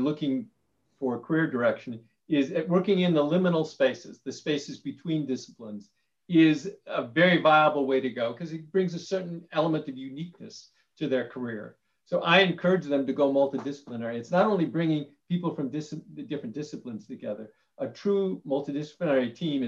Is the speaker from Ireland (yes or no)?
yes; Ireland; I'm Irish.